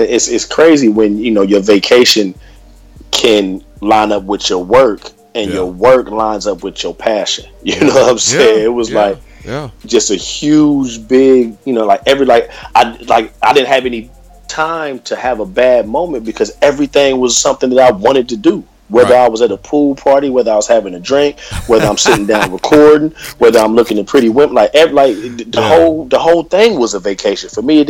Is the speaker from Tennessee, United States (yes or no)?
no; Columbus, Ohio, United States; also born or lived in Hollywood, California; now in Los Angeles, United States; I'm originally from Columbus, Ohio.